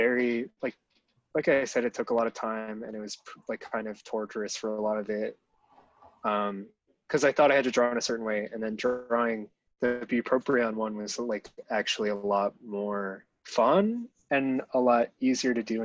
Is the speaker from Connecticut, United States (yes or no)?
yes; Trumbull, Connecticut, United States; I'm from Connecticut, a town called Trumbull